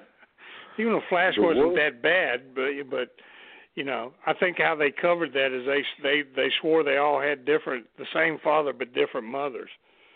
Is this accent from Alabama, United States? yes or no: yes; Mobile, Alabama, United States; But, I mean, and growing up in Mobile and hearing my grandfather talk about Mario Galindo and all this stuff